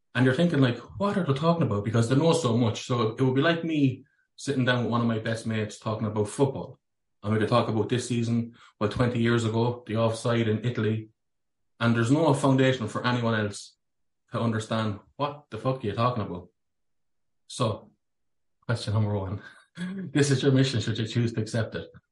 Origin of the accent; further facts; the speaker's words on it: Ireland; born a Catholic as well in Ireland